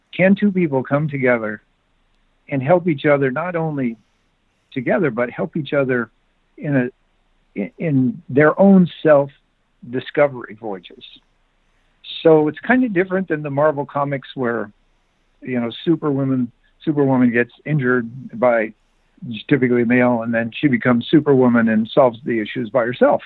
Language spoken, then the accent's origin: English; Bonner Springs, Kansas, United States; now in California, United States; I live in California now, but I grew up in Bonner Springs, Kansas